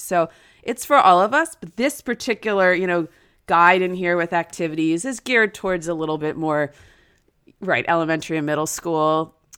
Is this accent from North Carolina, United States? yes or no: no; New Jersey, United States; now in Florida, United States; my hometown in New Jersey